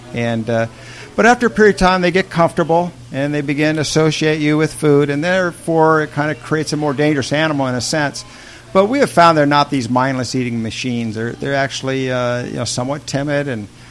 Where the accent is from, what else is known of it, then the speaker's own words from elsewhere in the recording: Indiana, United States; moved away; I grew up in Indiana in the Midwest